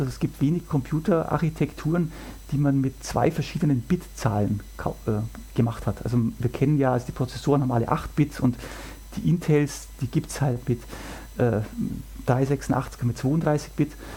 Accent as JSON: {"language": "German", "country": "Germany", "said": "bei uns in Deutschland"}